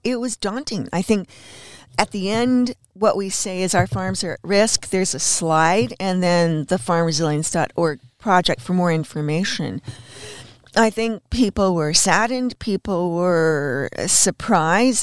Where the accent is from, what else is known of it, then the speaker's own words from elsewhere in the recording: Los Angeles, California, United States; now in Bellingham, United States; I was born in Hollywood